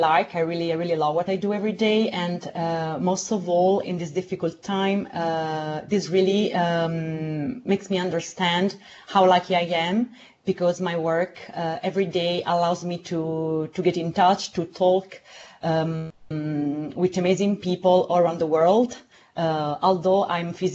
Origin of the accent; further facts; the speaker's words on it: Southern Italy, Italy; now in Rome, Italy; my hometown in the south of Italy